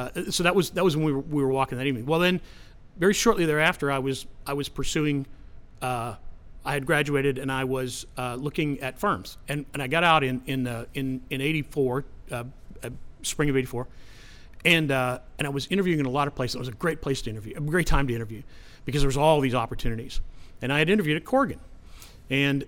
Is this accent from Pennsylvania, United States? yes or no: yes; Pittsburgh, Pennsylvania, United States; when I grew up in Pittsburgh, it was a much grittier city.